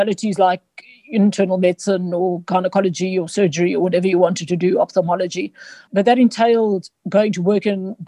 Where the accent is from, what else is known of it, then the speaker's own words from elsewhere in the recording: Johannesburg, Gauteng, South Africa; I was born in Joburg. Spent quite a lot of time in a farm, well, on a farm that we farmed avos. But essentially, I grew up in Joburg.